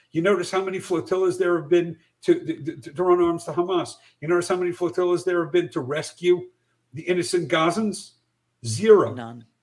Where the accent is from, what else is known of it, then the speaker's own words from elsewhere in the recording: New York, United States; I don't want to move to Ontario. I'm a New Yorker.